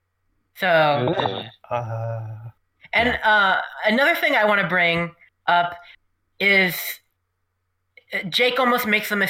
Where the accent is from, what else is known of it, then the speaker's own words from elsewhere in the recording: New York, United States; I mean, I'm a New Yorker.